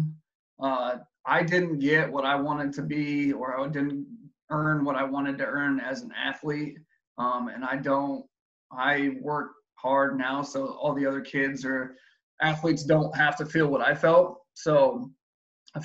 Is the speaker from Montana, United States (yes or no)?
no; near Johnstown, Colorado, United States; also born or lived in Hays, Kansas; now in Missouri, United States; moved out to Johnstown, Colorado, which is right by my hometown